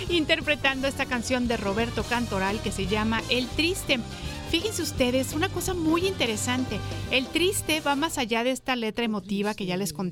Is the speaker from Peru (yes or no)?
no; Cuernavaca, Morelos, Mexico; also born or lived in Barranquilla, Colombia; Próximamente iré a Cuernavaca, de donde soy originario, y sí, me los voy a llevar. Y tengo para octubre planeado un viaje a Barranquilla, Colombia, donde viví por 12 años.